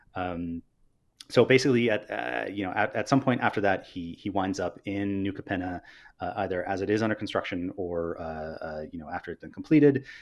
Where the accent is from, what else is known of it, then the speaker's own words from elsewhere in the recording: Northern California, United States; I'm from Northern California and not from Southern California